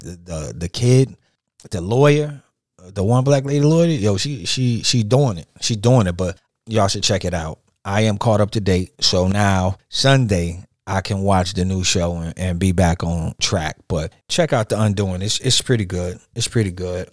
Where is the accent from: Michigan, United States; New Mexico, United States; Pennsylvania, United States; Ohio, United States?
Michigan, United States; Detroit; moved away; Growing up, my father played the tenor saxophone. You know, uh, I'm from Detroit originally.